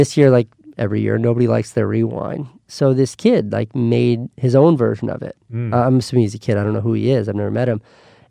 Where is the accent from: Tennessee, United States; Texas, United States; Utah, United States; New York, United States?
New York, United States; I don't miss New York at all, but I miss being a New Yorker so much that it keeps me up at night.